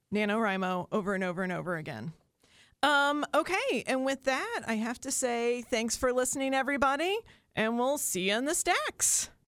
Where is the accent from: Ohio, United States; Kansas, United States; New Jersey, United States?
Ohio, United States; Southern; I grew up in Southern Ohio, and I grew up with the Huntington Pops